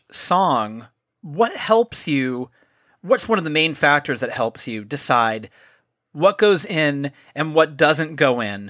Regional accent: San Francisco, California, United States; I was raised here in San Francisco.

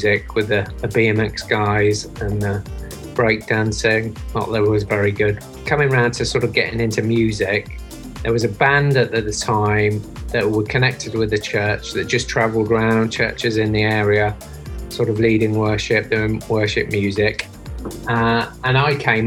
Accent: Leicester, East Midlands, United Kingdom; moved away; I'm from England originally, from a town called Leicester. So pretty much I grew up outside

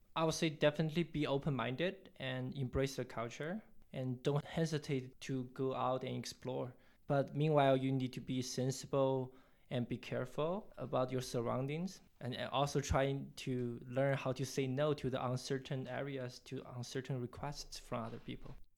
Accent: China; also born or lived in Toronto, Canada; now in Nairobi, Kenya; I'm originally from China, mainland China

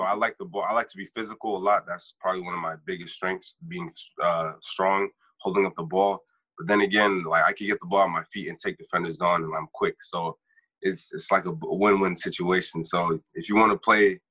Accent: North Lauderdale, Florida, United States; also born or lived in Margate, Florida; Well, I was born in Margate, but I grew up in North Lauderdale.

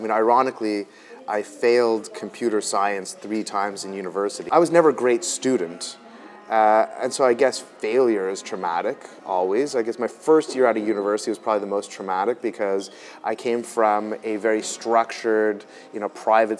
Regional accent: Montreal, Quebec, Canada; I was born in Montreal, born and bred of immigrant parents

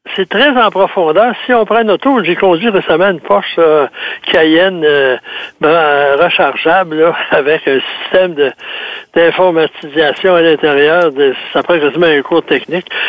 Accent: South Shore, Quebec, Canada; accent: rive sud; mon accent de la rive sud

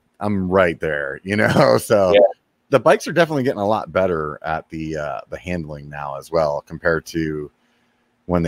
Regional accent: Pennsylvania, United States; now in California, United States; I'm from Pennsylvania originally

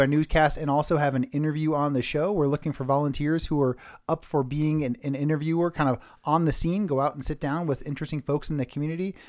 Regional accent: Redwood City, California, United States; I grew up in Redwood City, California

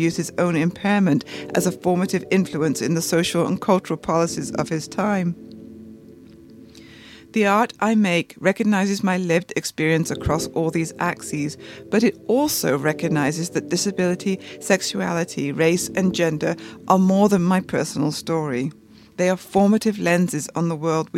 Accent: United Kingdom; also born or lived in San Francisco; now in New York, United States; I'm from the United Kingdom, and I live in New York and San Francisco.

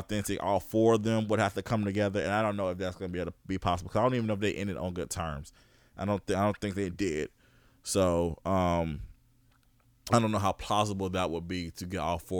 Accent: Augusta, Georgia, United States; I was born in Georgia. I was born in Augusta

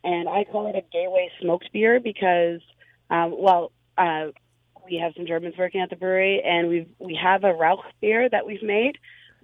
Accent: Canada; a Canadian from a hippie little town up here

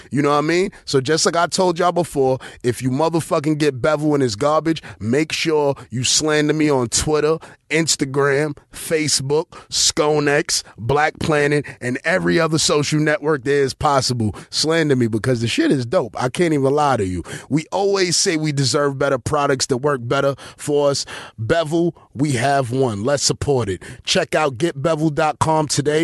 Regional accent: New York City, New York, United States; I grew up in East New York in the nineties

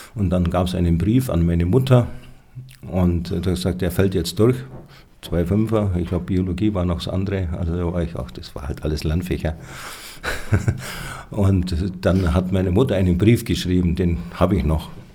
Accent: Schwangau, Bavaria, Germany; also born or lived in Roth bei Nürnberg; Schwangauer stimmt nur halb. Ja, ich bin zwar hier aufgewachsen, aber ich bin nicht hier geboren

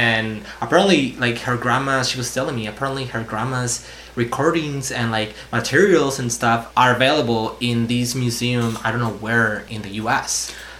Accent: Basque Country, Spain; English is a second language; moved away as an adult; also born or lived in Urbana-Champaign, United States; now in United States; we're all from the Basque country.

